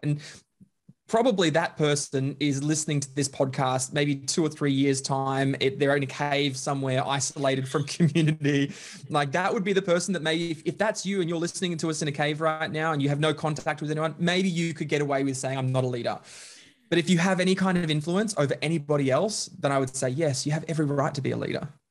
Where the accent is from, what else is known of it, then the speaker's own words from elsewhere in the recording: Bundaberg, Queensland, Australia; moved away; I grew up in Queensland, a little small town called Bundaberg